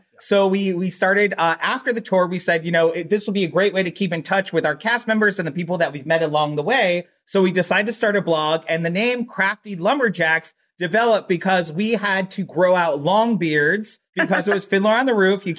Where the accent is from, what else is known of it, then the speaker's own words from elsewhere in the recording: Long Island, New York, United States; now in Astoria, Queens, New York, United States; I'm from Long Island, born and raised, now living in Astoria, Queens, New York